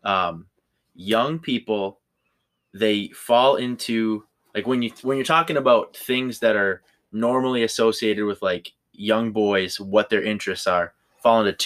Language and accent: English; Minnesota, United States; I'm from Minnesota